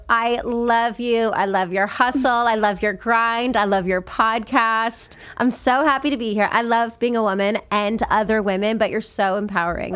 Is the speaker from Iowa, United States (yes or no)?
no; Las Vegas, Nevada, United States; moved away; I grew up in Vegas, and, um, I grew up in a rough neighborhood